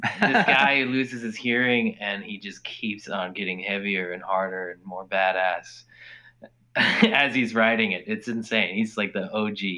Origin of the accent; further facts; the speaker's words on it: Anchorage, Alaska, United States; anchorage where we're from is south central